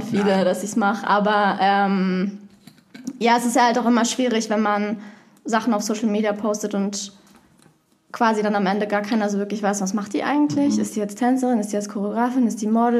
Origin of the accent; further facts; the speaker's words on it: Berlin, Germany; ich komme aus Berlin. Ich bin oh. da auch aufgewachsen